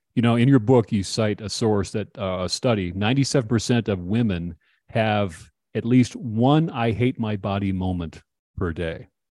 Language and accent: English; Minnesota, United States; I grew up in Minnesota